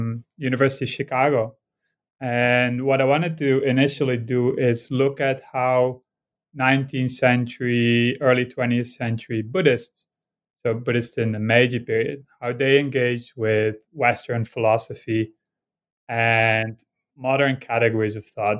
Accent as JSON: {"language": "English", "country": "Netherlands", "tie": "born or raised there", "moved": "yes", "said": "I grew up in Holland and actually crossed the border every day to go to school in Belgium"}